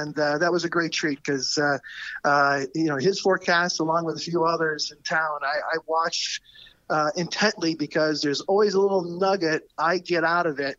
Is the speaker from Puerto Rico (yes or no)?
no; Ireland; now in Chicago, United States; I'm originally from Ireland and I go back home twice a year.